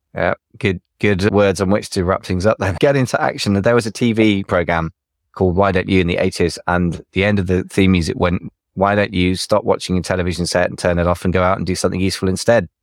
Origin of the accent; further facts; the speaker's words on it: United Kingdom; as a British person